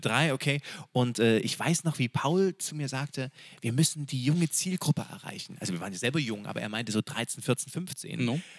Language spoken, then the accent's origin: German; Freiberg, Saxony, Germany; wir kommen aus Freiberg. Und Freiberg ist unsere Stadt des Herzens. Wir sind da zur Schule gegangen.